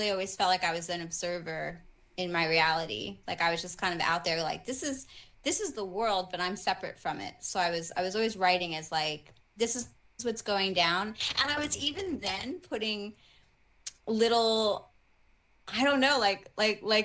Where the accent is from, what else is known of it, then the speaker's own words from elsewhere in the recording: New York City, New York, United States; I grew up in the Bronx